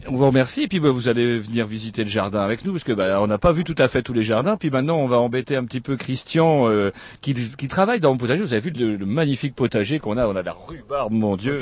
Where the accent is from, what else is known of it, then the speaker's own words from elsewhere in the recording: France; Chez nous, en France